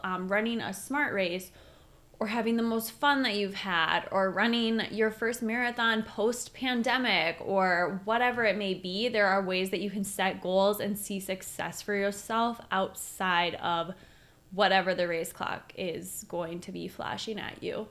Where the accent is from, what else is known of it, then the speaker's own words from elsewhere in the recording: Minneapolis, Minnesota, United States; we're from Minneapolis